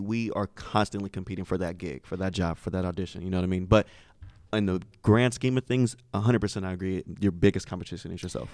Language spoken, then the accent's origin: English; Sacramento, California, United States; I'm from Sacramento